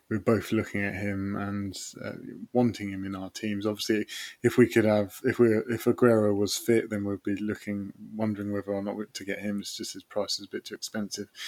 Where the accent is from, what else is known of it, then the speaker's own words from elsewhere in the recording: England, United Kingdom; I'm fully English.